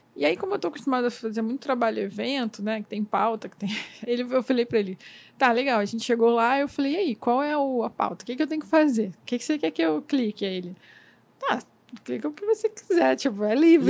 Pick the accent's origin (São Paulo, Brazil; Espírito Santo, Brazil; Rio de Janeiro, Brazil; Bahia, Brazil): Rio de Janeiro, Brazil; Miguel Pereira; also born or lived in Nova Iguaçu; now in Rio de Janeiro, Brazil; Eu cresci no interior do Rio de Janeiro, numa cidade chamada Miguel Pereira. Né? Eu nasci em Nova Iguaçu, mas fui criada em Miguel Pereira.